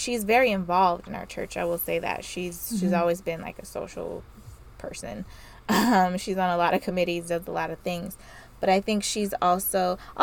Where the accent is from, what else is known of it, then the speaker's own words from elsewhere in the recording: the South, United States; I like growing up in the South